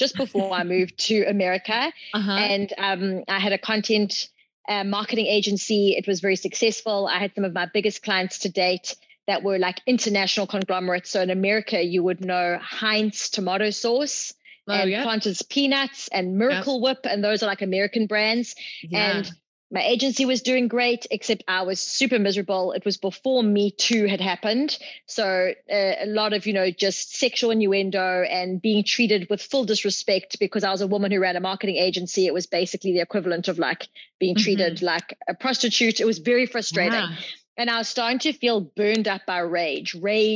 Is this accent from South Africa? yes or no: yes; South Africa; moved away as an adult